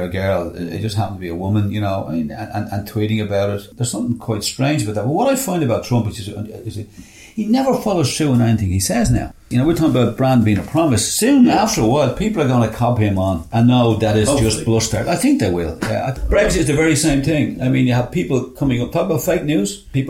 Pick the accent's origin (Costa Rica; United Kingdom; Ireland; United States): Ireland; We're fans of, very proud of being Irish.